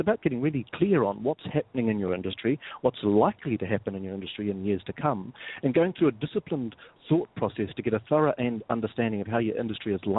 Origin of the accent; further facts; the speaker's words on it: New Zealand; moved away; as you can probably gather from my accent, I'm not from around here. I'm originally from New Zealand